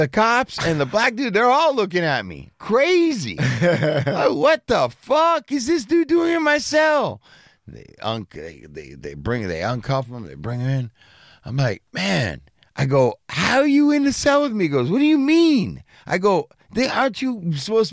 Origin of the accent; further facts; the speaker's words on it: California, United States; moved away; I'm from California